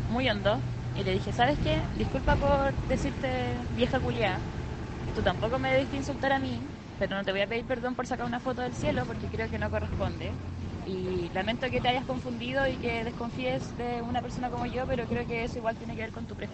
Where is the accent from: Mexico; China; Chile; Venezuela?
Chile; North; yo soy de Chile, pero es como usual de que me que escuchen que soy del norte